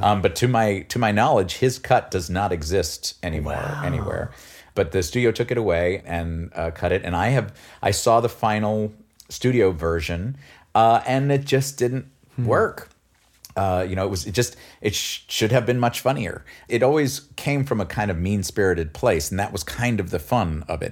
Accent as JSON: {"language": "English", "town": "New York City", "region": "New York", "country": "United States", "tie": "born or raised there", "said": "I grew up in New York City"}